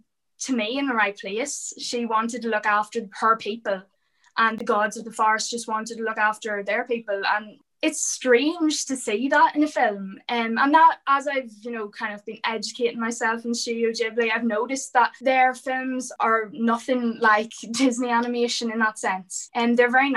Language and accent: English; Ireland; as an Irish person